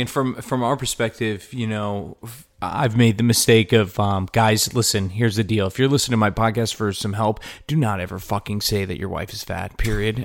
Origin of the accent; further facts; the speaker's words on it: Connecticut, United States; Connecticut, East Coast